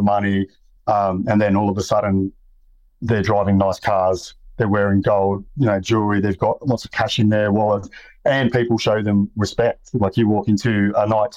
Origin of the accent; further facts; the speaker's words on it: Sydney, New South Wales, Australia; I grew up in Western Sydney